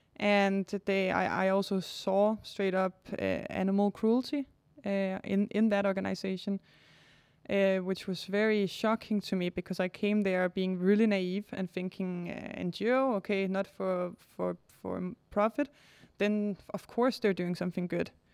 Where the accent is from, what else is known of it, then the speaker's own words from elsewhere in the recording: Denmark; also born or lived in Cambodia; I'm born in Denmark